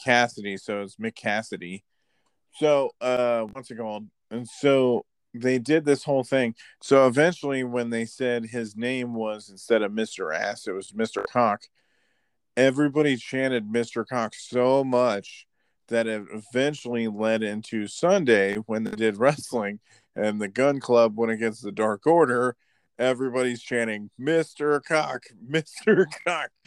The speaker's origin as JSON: {"language": "English", "region": "Florida", "country": "United States", "also_born_or_lived": "California", "said": "I'm from Florida too"}